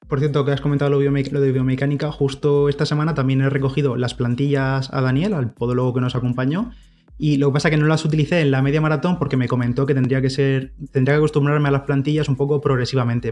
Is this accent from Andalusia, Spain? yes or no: no; Orihuela, Valencian Community, Spain; la media maratón de Orihuela, que estoy por allí, por mi pueblo